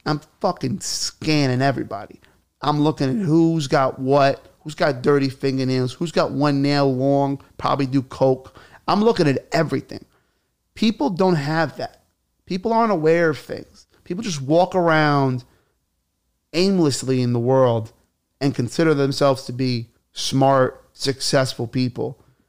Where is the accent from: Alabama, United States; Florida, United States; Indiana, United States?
Alabama, United States; born there; I was born in Alabama, and we didn't have gyms back then. We had hay.